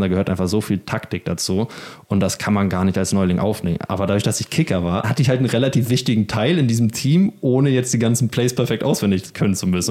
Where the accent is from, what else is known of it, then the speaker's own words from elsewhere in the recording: Germany; moved away as an adult; now in Spain; als Deutscher